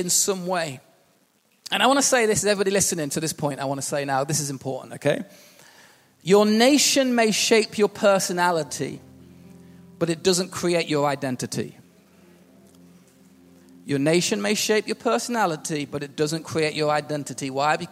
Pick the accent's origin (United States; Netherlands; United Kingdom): United Kingdom; England; also born or lived in Wales; I was born in Wales. I have a New Zealand passport and a British passport. But yet I feel quite English. I've lived in England since I was 2.